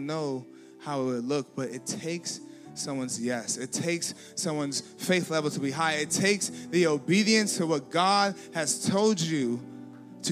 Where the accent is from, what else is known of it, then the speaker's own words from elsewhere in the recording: Nigeria; I'm Nigerian now. I'm not a Ruski